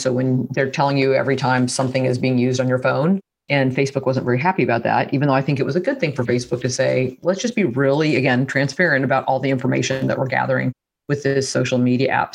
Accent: Midwest, United States; being a Midwesterner

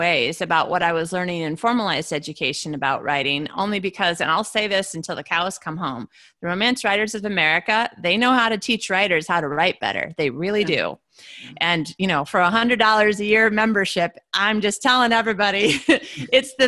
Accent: United States; moved away; also born or lived in Australia; I'm an American in an Australian university

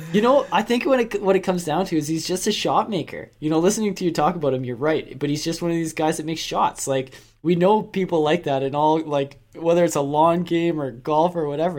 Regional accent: Canada; we're Canadian

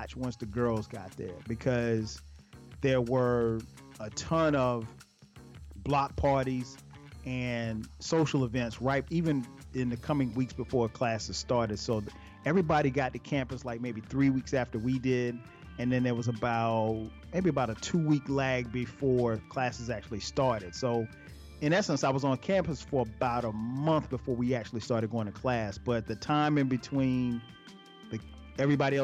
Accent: Florence, South Carolina, United States; I grew up in Florence, South Carolina

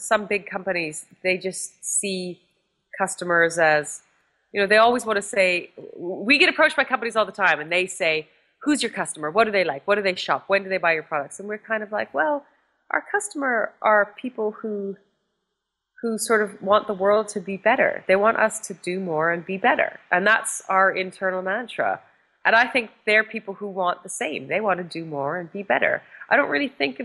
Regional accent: Canada; moved away; my life growing up in Canada

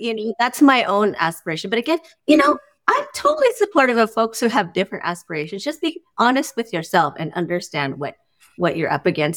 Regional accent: Union City, California, United States; I grew up in the East Bay in Union City, California when it was no longer farmland

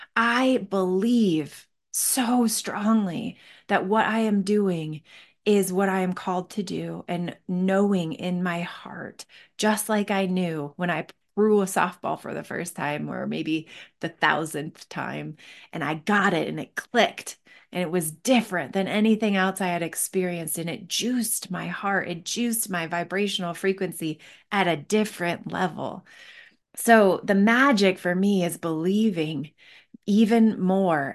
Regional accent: Northville, Michigan, United States; moved away as an adult; also born or lived in Seattle; now in Denver, United States; I grew up in Northville, Michigan

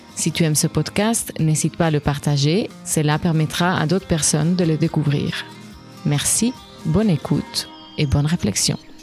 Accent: Spain; je suis espagnole

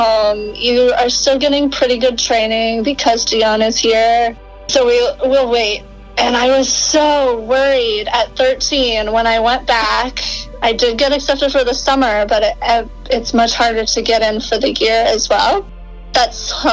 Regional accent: Rochester, Minnesota, United States; moved away; I grew up in Minnesota, Rochester, Minnesota

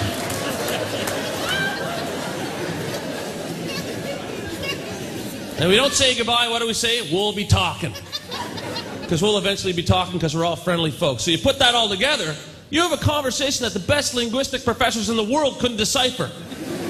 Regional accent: Pictou, Nova Scotia, Canada; now in Toronto, Canada; growing up here

